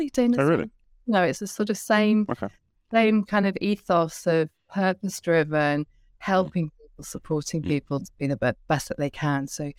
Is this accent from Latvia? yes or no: no; Barry, Wales, United Kingdom; So I was from South Wales. Barry Island, born into an Irish family, so very Celtic, warm, curious family